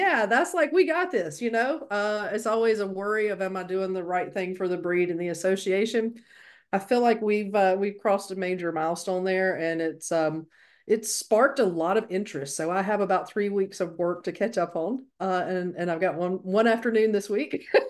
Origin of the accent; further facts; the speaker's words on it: North Carolina, United States; moved away; I think you were back in my home state, North Carolina